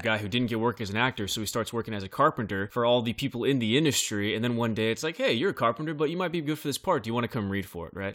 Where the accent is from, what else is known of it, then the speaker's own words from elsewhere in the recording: Bakersfield, California, United States; in my hometown, Bakersfield, California